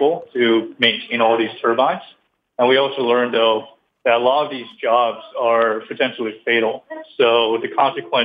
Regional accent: Boston, Massachusetts, United States; moved away; I'm actually originally from Boston

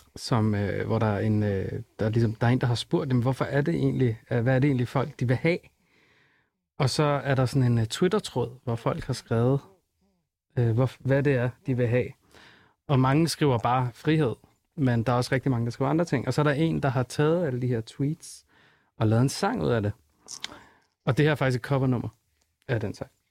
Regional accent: Denmark; Jeg føler, at Danmark er mit hjemland

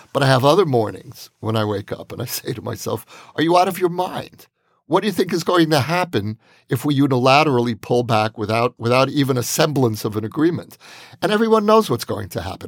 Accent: Israel; as an Israeli

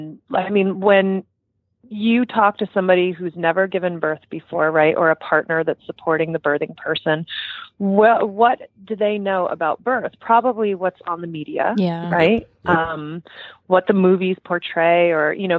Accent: New Jersey, United States; I have a truck driver mouth. I'm from New Jersey.

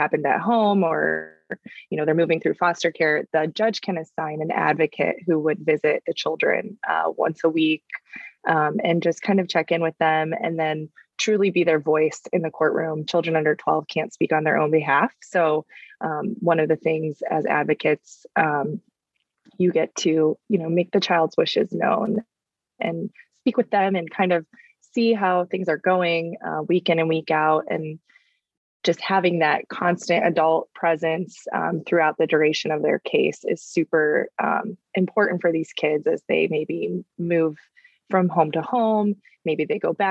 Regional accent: Northeast Ohio, United States; moved away; growing up in Northeast Ohio, the Midwest

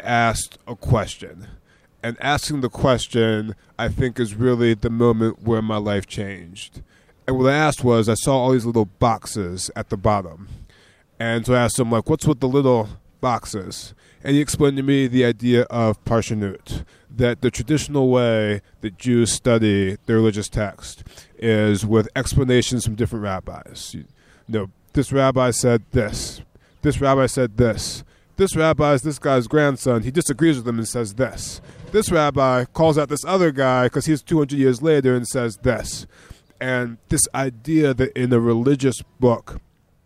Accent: Maryland, United States; moved away as an adult; now in Israel; I grew up in the countryside of Maryland to Christian parents, and I'm African American

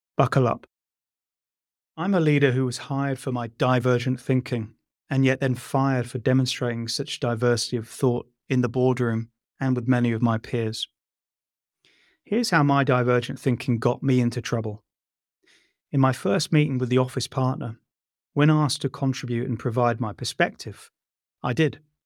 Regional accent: London, United Kingdom; I'm just a poor boy from Shepherd's Bush

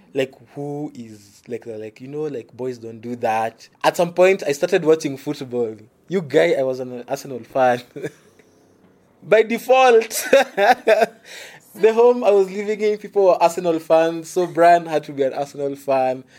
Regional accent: Nairobi, Kenya; I was from the Eastlands, literally from the ghetto

